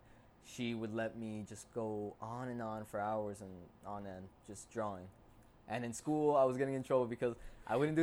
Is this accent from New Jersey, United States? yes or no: yes; Passaic, New Jersey, United States; also born or lived in Clifton, New Jersey / Paterson, New Jersey; here in Jersey, in Passaic, New Jersey